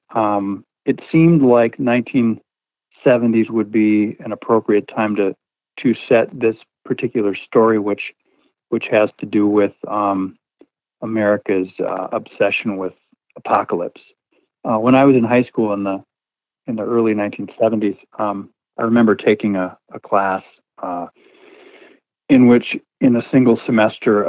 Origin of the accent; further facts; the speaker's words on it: Midwest, United States; I grew up in the Midwest, in a very religious environment